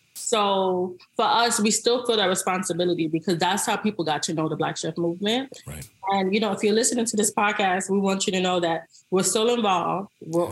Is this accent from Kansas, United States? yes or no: no; New York City, New York, United States; I was from the Bronx, New York. Um, I grew up on food stamps